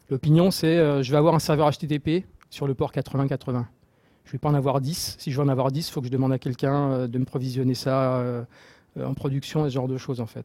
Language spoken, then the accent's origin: French; Marseille, Provence-Alpes-Côte d'Azur, France; Euh, je viens de Marseille, donc euh, comme j'ai dit, et je suis là-bas euh, aussi Marseille Java User Group Leader.